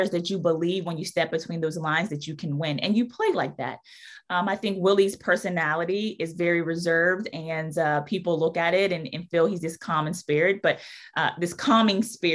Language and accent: English; outside of Pittsburgh, Pennsylvania, United States; now in New Orleans, United States; growing up in Pittsburgh, outside of Pittsburgh, it was always about having that hard hat